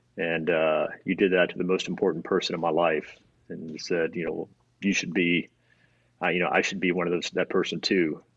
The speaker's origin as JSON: {"language": "English", "town": "Destin", "region": "Florida", "country": "United States", "tie": "born or raised there", "also_born_or_lived": "Alabama", "said": "I was born in Alabama and moved to Florida, uh, Destin, Florida, when I was got three, four, maybe"}